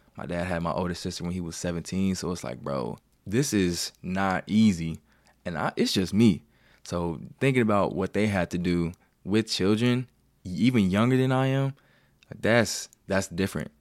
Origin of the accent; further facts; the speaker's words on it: Cincinnati, Ohio, United States; moved away as an adult; also born or lived in Kent, Ohio; now in Columbus, United States; I'm from Cincinnati, went to Kent State.